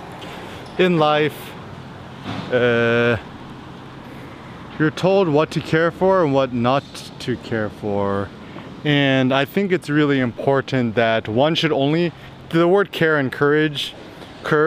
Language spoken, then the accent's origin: English; United States; Growing up in America